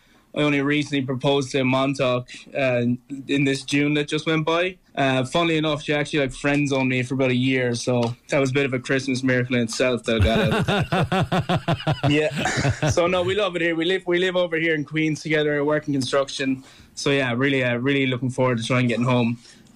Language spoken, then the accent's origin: English; Limerick, Munster, Ireland; now in New York City, United States; So I'm originally from Limerick. I'm of a family of five. I have two older sisters.